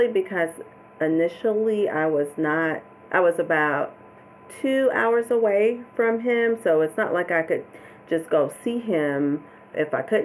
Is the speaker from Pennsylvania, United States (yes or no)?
no; Georgia, United States; moved away as an adult; I was going to have to come back to Georgia, even though I've been licensed to practice psychology, have these degrees